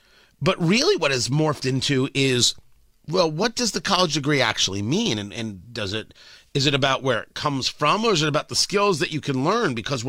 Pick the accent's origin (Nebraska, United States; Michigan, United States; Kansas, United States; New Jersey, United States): New Jersey, United States; Middletown; Growing up in Middletown, New Jersey